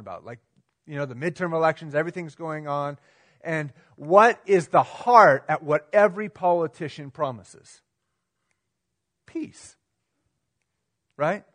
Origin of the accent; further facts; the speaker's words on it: United States; us as American Christians